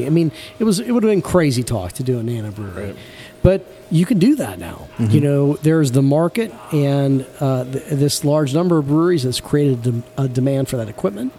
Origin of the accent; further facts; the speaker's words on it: Manchester, Ohio, United States; I'm from Manchester, which is the only wet part of that dry county, which is part of what made me me. I grew up in this very small town